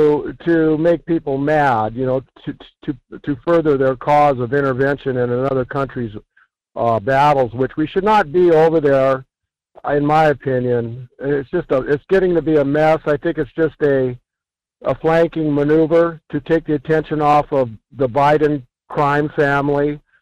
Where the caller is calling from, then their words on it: Fairbanks, Alaska, United States; This is … over here in Fairbanks.